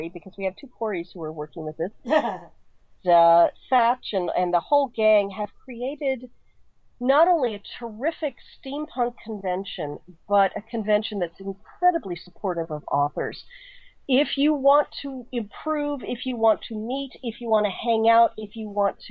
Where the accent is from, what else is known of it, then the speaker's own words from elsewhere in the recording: Colorado Springs, Colorado, United States; now in San Francisco, United States; Colorado Springs, which is where I grew up